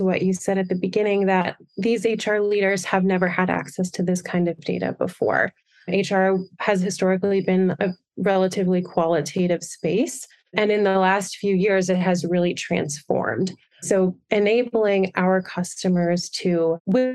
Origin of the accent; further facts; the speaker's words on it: Wilmington, Delaware, United States; moved away as an adult; also born or lived in Boston, Massachusetts; now in Denver, United States; I grew up in Wilmington, Delaware